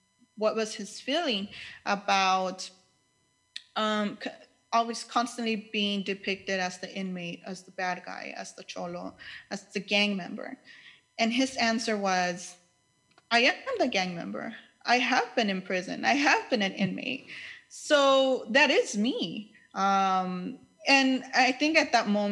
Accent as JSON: {"language": "English", "town": "Los Angeles", "region": "California", "country": "United States", "tie": "born or raised there", "said": "I grew up in East"}